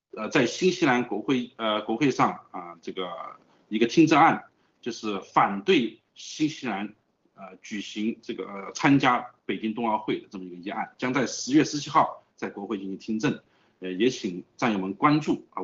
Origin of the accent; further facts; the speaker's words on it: China; moved away; 我们是来自于中国的